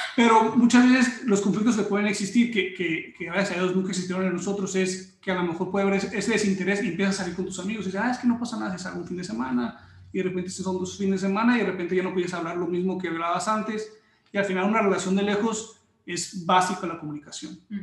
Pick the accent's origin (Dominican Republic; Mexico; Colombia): Mexico; also born or lived in Mexico City / Tijuana; yo nací en México